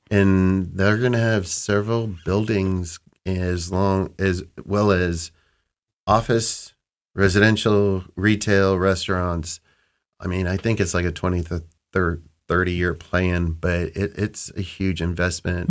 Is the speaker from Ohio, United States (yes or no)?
yes; Cleveland, Ohio, United States; I grew up in the Cleveland burbs, went to Cleveland State